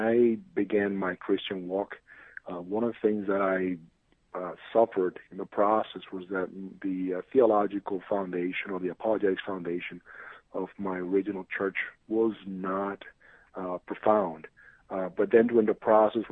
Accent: San Juan, Puerto Rico; moved away as an adult; also born or lived in New York City; I'm originally from San Juan, Puerto Rico. That's what I lived for most of my life.

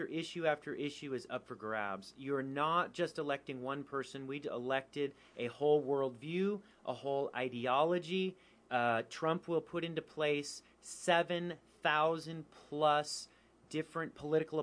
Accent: California, United States; moved away; I'm from California

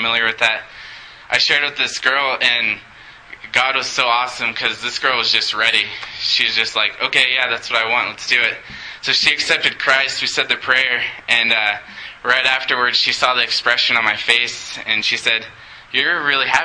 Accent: Montrose, Colorado, United States; I was born and raised in Montrose

